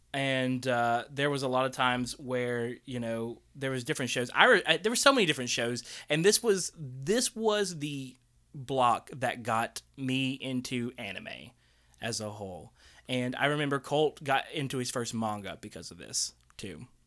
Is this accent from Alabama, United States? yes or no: yes; Tuscaloosa, Alabama, United States; we didn't have, uh, really like, eh, Japanese restaurants around Tuscaloosa growing up